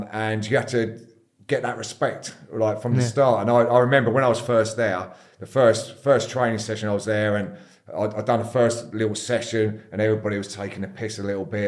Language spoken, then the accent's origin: English; Eastbourne, South East England, United Kingdom; born there and yeah, got brought up there. Went to school there.